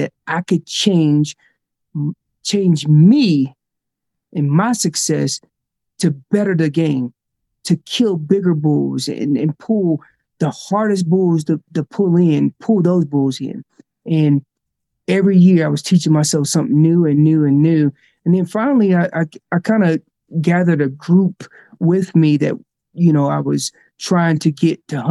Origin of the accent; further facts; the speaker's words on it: North Carolina, United States; moved away as an adult; now in Colorado, United States; I'm originally from North Carolina. I live out in Colorado now.